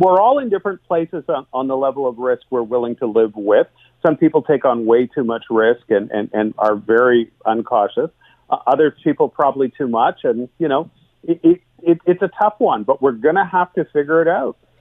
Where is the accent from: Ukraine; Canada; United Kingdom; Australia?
Canada